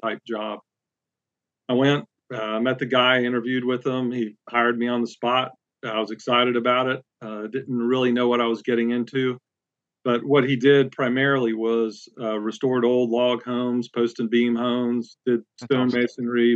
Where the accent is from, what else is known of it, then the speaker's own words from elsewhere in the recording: West Palm Beach, Florida, United States; moved away as an adult; also born or lived in Boone, North Carolina; now in Central Virginia, United States; I'm originally from West Palm Beach, Florida, grew up there, went to school in Boone, North Carolina